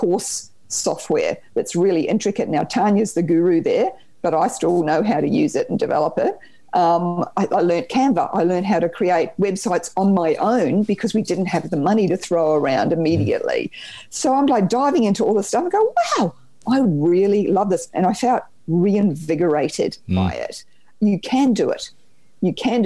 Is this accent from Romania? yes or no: no; New Zealand; accent: Kiwi twang; now in Australia; I grew up in New Zealand. You might hear the little Kiwi twang there.